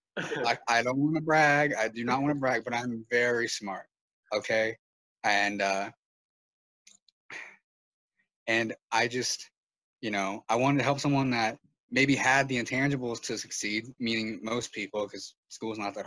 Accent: State College, Pennsylvania, United States; also born or lived in Painesville, Ohio; I transferred back home to Penn State, because I'm from State College, same location

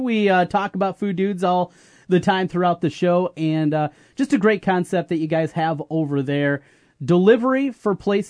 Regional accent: North Iowa, United States; I grew up in North Iowa, surrounded by Vikings fans. Everybody in my family, Vikings fans.

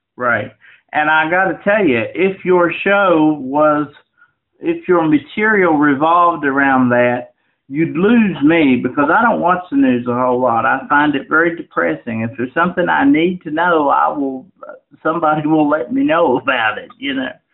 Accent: 25 miles from Marion, Virginia, United States; Marion, Virginia, which is 25 miles from my hometown where you're talking to me right now

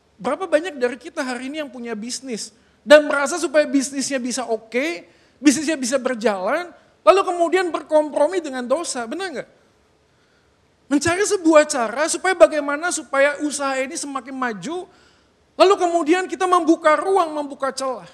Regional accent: Bandung, West Java, Indonesia; moved away; Sebagai orang yang lahir dan besar di Bandung

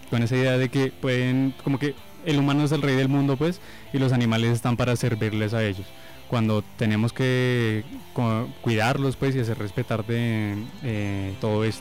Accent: Colombia; also born or lived in Ecuador; he vivido en muchos lugares, nací en el Ecuador, mis papás son colombianos, me trajeron para acá, he vivido en muchos lugares de Colombia y hace unos años estoy viviendo acá en Nariño.

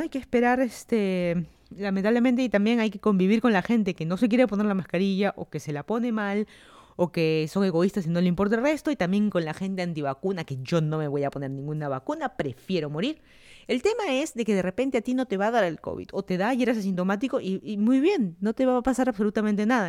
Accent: Lima, Peru; moved away as an adult; also born or lived in Miami, United States / Virginia, United States; now in Fairfax County, Virginia, United States; yo soy de Lima, Perú. Me mudé a Estados Unidos hace, ¿qué? casi cuatro años que me mudé a Estados Unidos

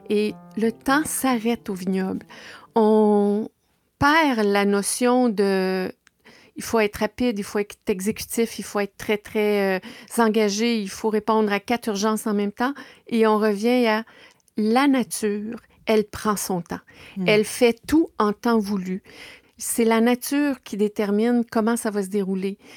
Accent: Baie-Comeau, Quebec, Canada; also born or lived in La Malbaie; now in Ville-Marie, Canada; Côte-Nord. Je suis euh, née à la Malbaie, mais j'ai vécu à Bécomo. Et c'est là que j'ai étudié au cégep j'ai quitté Bécomo pour euh, suivre ma formation universitaire à l'Université Laval à Québec.

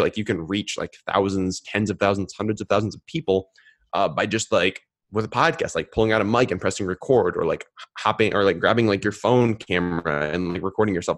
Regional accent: Minneapolis, Minnesota, United States; I grew up in Minneapolis, Minnesota

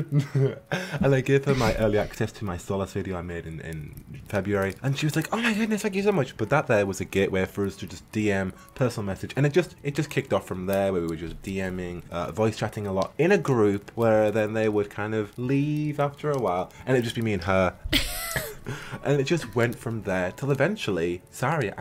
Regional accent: United Kingdom; being a British boy in university

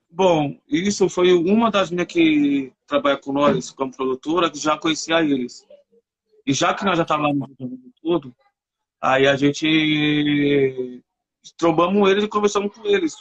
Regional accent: São Paulo, Brazil; eu sou aqui da Sul

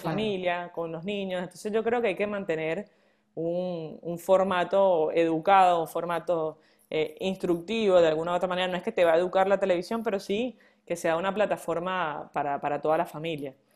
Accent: Venezuela; moved away; nosotros como venezolanos

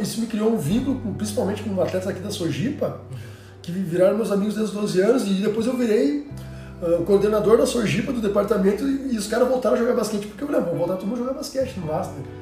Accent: Cachoeira do Sul, Rio Grande do Sul, Brazil; also born or lived in Santa Maria / São Paulo; sou natural de Cachoeira do Sul, interior aqui do Rio Grande do Sul

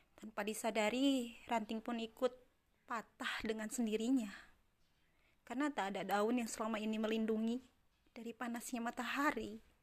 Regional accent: Bogor, West Java, Indonesia; asalku dari kota Bogor, tepatnya di Jawa Barat

